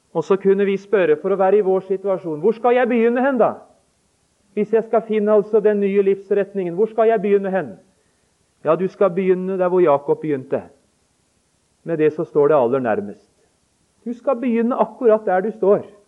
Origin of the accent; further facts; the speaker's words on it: Notodden, Vestfold og Telemark, Norway; vi hjemme på Notodden